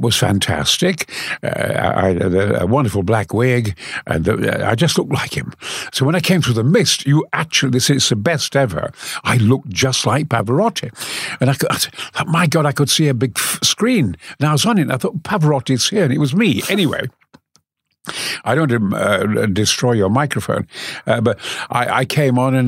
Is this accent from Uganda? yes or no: no; Goldthorpe, Yorkshire and the Humber, United Kingdom; also born or lived in Mexborough; lived in Goforth